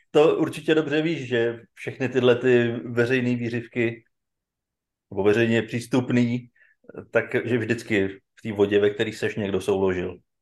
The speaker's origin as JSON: {"language": "Czech", "country": "Czechia"}